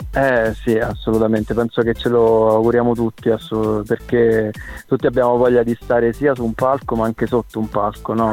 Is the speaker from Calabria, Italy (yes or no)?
no; Frosinone, Lazio, Italy; now in Rome, Italy; trasferitomi a Roma perché io sono nato e cresciuto a Frosinone